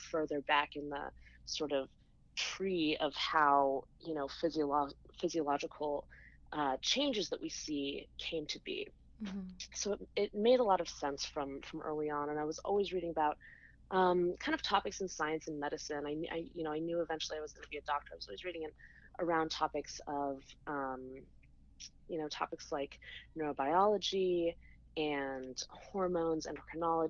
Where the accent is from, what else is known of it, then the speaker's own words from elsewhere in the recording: Colorado, United States; I grew up in Colorado